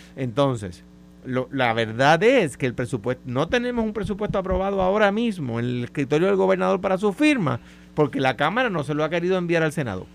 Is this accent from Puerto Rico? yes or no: yes; Puerto Rico; como puertorriqueño